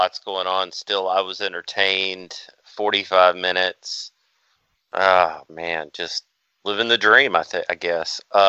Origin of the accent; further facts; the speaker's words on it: the South, United States; I'm from the South.